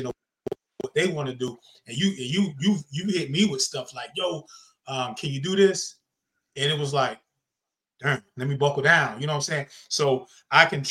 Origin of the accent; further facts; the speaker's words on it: the South, United States; I'm from the South